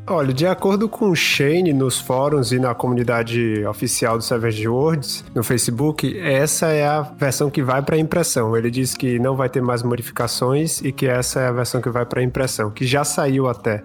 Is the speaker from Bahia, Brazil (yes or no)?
yes; Salvador, Bahia, Brazil; now in St. John's, Canada; Nesse momento eu estou aqui no Canadá, na cidade de St. John's, mas eu sou originalmente de Salvador